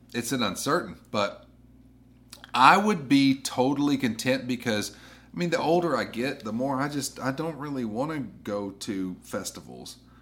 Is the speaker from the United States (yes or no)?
yes; the South, United States; now that I'm in the South, and I mean, granted, I grew up in the South